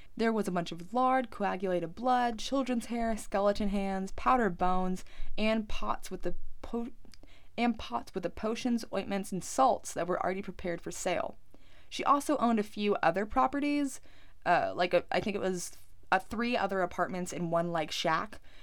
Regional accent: United States; I'm American

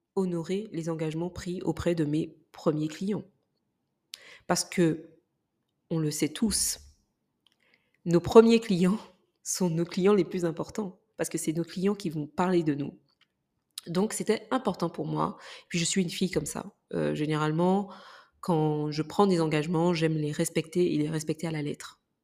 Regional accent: Martinique; moved away; je suis martiniquaise, pour ceux qui ne le savent pas, et que du coup, ma famille vit pour la plus grande partie aujourd'hui en Martinique

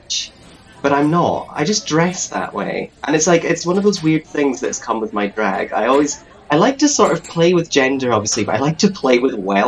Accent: the Highlands, Scotland, United Kingdom; moved away as an adult; now in Glasgow, United Kingdom; I'm originally from the Highlands, but I moved to Glasgow about 6 years ago to study

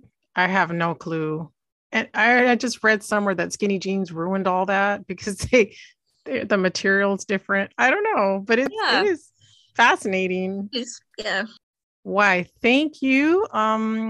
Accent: Santa Barbara, California, United States; I grew up in Santa Barbara, California

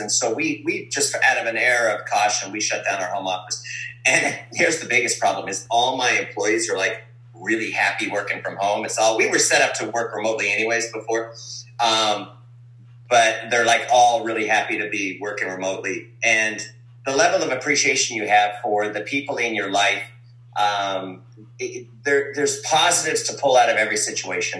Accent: Calgary, Alberta, Canada; I was born in Calgary, Alberta. Ukrainian from Calgary.

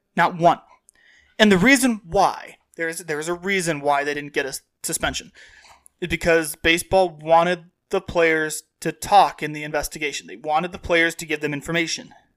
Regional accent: Dwight, Illinois, United States; Dwight is not a suburb, but I come from south of the South Suburbs.

